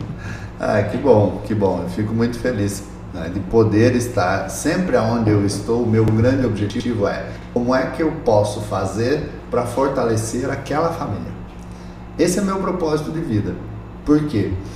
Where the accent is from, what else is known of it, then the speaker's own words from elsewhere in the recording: Laranjeiras do Sul, Paraná, Brazil; moved away; Eu sou paranaense, eu nasci numa cidadezinha lá do interior do estado do Paraná, chamada Laranjeiras do Sul